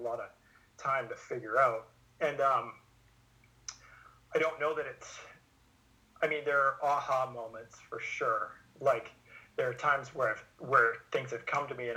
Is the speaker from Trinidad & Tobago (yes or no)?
no; Vernon, British Columbia, Canada; I've been working with a psychologist in Vernon, my hometown